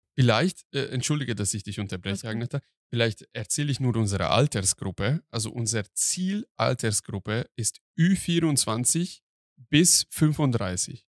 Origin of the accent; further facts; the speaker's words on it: Hungary; now in Germany; Ich bin Ausländer, ich komme aus Ungarn und ich kenne nur die ungarische Variante